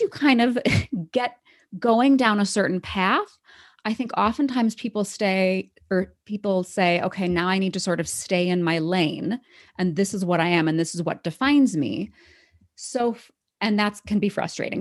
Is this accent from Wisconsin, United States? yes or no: yes; Wisconsin, United States; moved away as an adult; also born or lived in Syracuse / Taiwan; now in Denver, United States; I grew up in Wisconsin